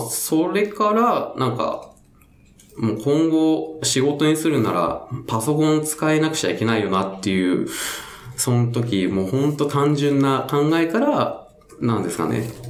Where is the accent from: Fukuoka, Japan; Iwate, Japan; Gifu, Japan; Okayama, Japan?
Fukuoka, Japan; Itoshima; moved away as an adult; now in Tokyo, Japan; 僕が出身、福岡出身なんですけども、はい、まあ、糸島っていうところなんですよね、出身